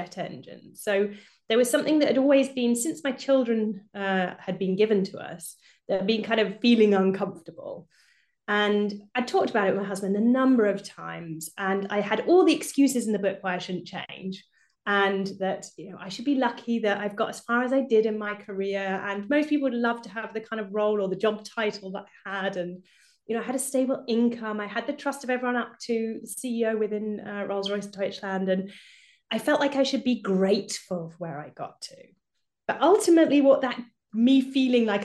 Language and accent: English; United Kingdom; now in Germany; I live in Germany, but I'm obviously British, as you can probably hear from my accent